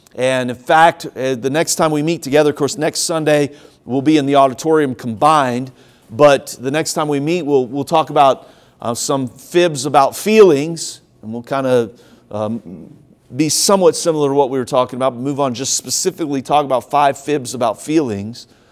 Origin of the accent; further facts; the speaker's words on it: Ohio, United States; also born or lived in Tennessee; now in South Carolina, United States; I grew up in Ohio